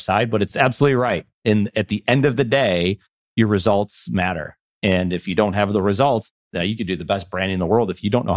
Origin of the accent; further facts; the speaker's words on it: Buffalo, New York, United States; moved away; I'm originally from Buffalo, New York